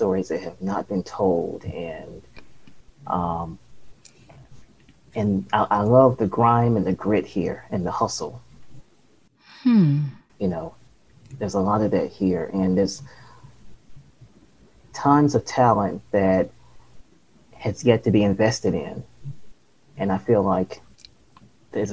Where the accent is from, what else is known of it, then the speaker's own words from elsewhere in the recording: Los Angeles, California, United States; also born or lived in Duarte, California / Memphis, Tennessee; I was born in Duarte, California, and it's in the Los Angeles area, about 10 miles east of Los Angeles, born and raised in Los Angeles